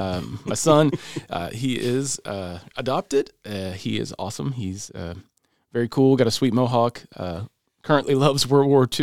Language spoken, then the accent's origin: English; Michigan, United States; I'm from Michigan. We moved to Tennessee in about 1993.